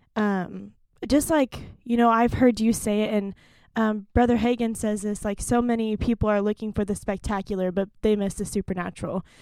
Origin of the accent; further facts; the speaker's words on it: Stillwater, Oklahoma, United States; moved away; I'm originally from Stillwater, Oklahoma